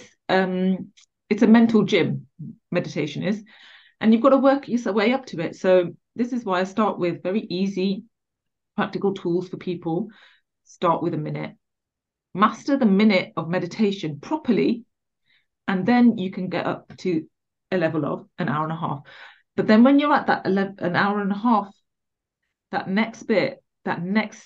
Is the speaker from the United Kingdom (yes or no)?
yes; England, United Kingdom; I was born in England, so I'm English.